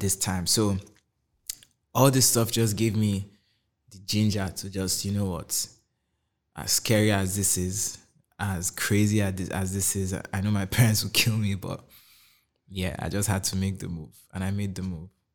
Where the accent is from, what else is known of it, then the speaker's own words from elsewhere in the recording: Kaduna State, Nigeria; moved away as an adult; also born or lived in Anambra / Lagos; I grew up in Kaduna State my whole life